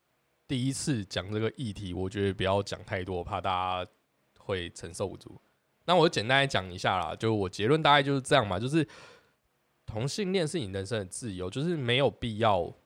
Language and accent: Chinese; Taiwan; 因为我觉得我们身为一个台湾人，明明跟黑人真的是八竿子扯不上关系